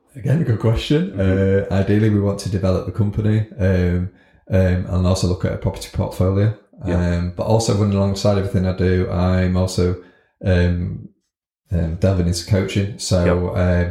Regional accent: Scunthorpe, Yorkshire and the Humber, United Kingdom; born and bred in Scunthorpe.

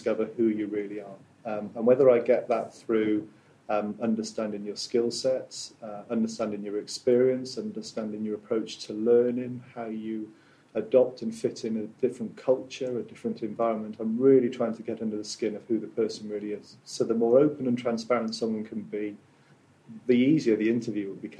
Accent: South Wales, United Kingdom; Born and brought up in South Wales

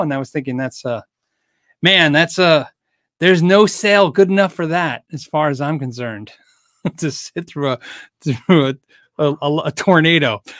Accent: United States; I'm an American

